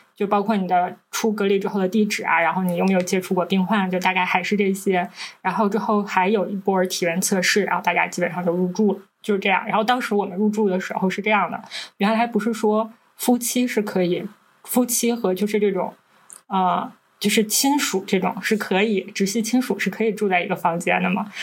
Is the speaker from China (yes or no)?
yes; Northeast China, China; 我们是三个来自东北的Ladies